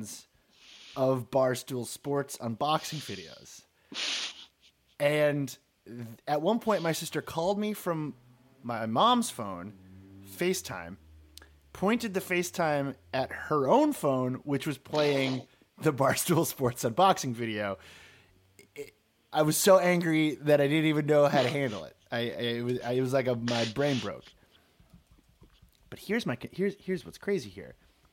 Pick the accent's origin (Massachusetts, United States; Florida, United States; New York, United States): Massachusetts, United States; Marblehead; moved away; I'm from Marblehead, Massachusetts